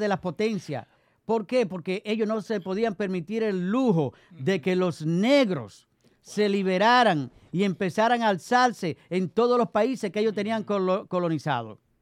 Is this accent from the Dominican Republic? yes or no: yes; Dominican Republic; nosotros somos dominicanos.